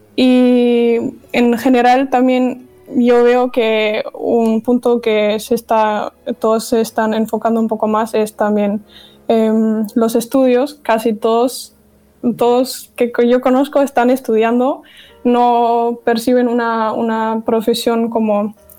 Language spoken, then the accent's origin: Spanish; Dortmund, North Rhine-Westphalia, Germany; Spanish is a second language; moved away as an adult; also born or lived in Navarre, Spain; now in Spain; He nacido y crecido en Alemania, en Dortmund